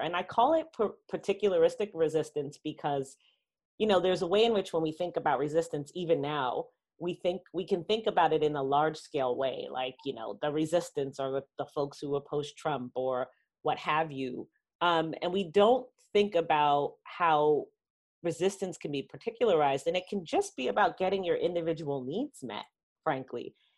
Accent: New York City, New York, United States; I grew up in Queens, in New York City

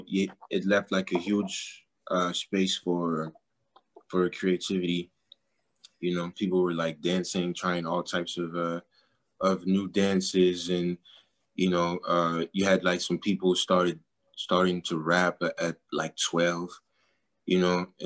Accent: Paris, Île-de-France, France; also born or lived in Douala, Cameroon; I lived in Douala, but I was born in Paris, and like I stayed 4 years

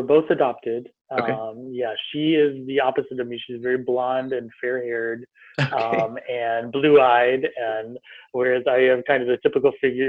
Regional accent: Roseville, Michigan, United States; moved away as an adult; also born or lived in southern Ontario, Canada / London, United Kingdom; now in San Francisco, United States; I was adopted by fabulous French, Canadian, German, Polish parents. And I was raised in Roseville, which is a little bit outside, right on the outskirts of Detroit. And also, my mother is from a very extensive farm family in southern Ontario.

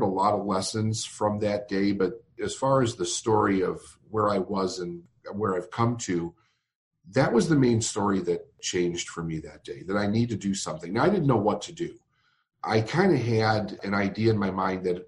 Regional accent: Chicago, Illinois, United States; I'm from Chicago, Illinois

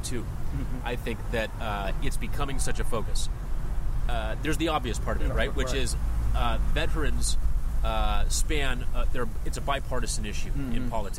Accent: Los Angeles, California, United States; I was born and raised in Los Angeles, and I've spent most of my life living here next to the Soldiers Home, mm-hmm. In different neighborhoods.

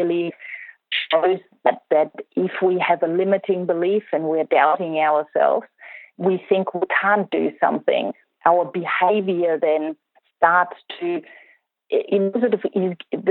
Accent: Germany; I grew up in Germany.

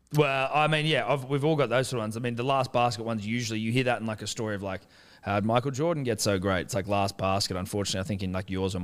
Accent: Australia; I'm Australian.

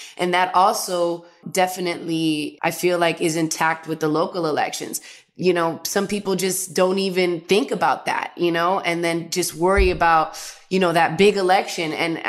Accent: New York, United States; now in Los Angeles, United States; Recently, I did have to do a mail-in because I moved from New York to LA.

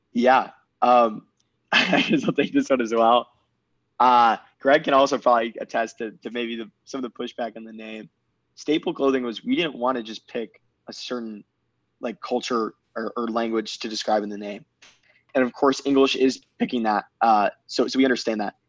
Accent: Michigan, United States; also born or lived in Chicago, Illinois; I was born in Chicago. Uh, moved, moved to Michigan when I was pretty young

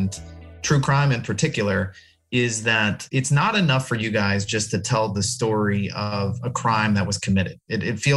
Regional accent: the South, United States; as kids, you know, growing up in the South, going to school and learning about our history

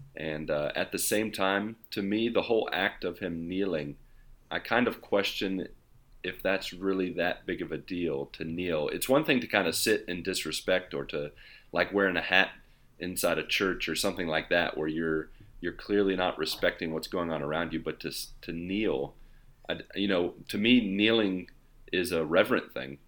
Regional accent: West Virginia, United States; now in Brazil; I'm from West Virginia

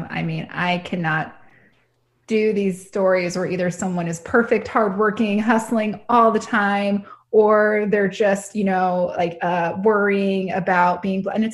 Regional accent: Tucson, Arizona, United States; Tucson's my hometown.

